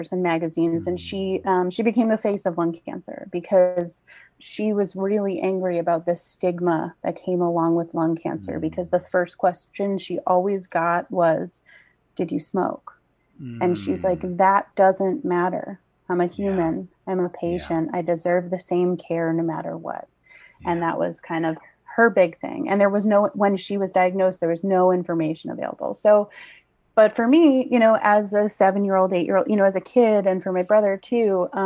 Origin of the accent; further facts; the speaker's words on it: Long Island, New York, United States; I grew up on Long Island. I was born here in Setauket